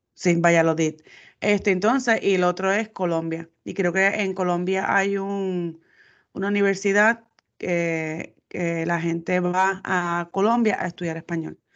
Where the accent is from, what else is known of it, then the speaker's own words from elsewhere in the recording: Puerto Rico; los puertorriqueños somos